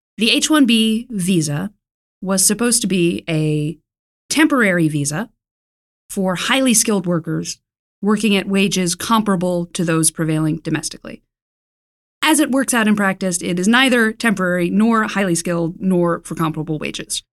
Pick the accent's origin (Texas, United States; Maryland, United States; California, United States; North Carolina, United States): North Carolina, United States; Raleigh; I grew up in Raleigh, North Carolina